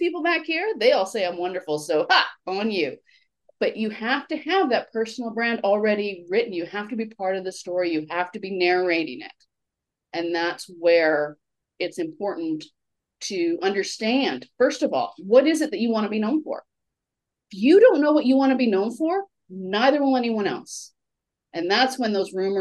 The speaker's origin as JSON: {"language": "English", "country": "Canada", "said": "as a Canadian"}